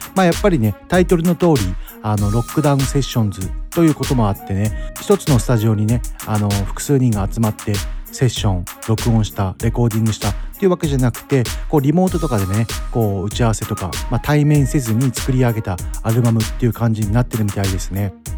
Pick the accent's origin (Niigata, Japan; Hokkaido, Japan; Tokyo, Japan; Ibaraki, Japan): Ibaraki, Japan; Mito; 地元水戸